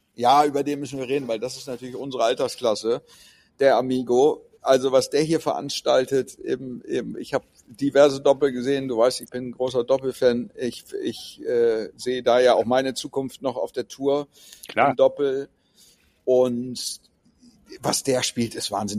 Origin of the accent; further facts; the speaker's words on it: Hamburg, Germany; bei uns in Hamburg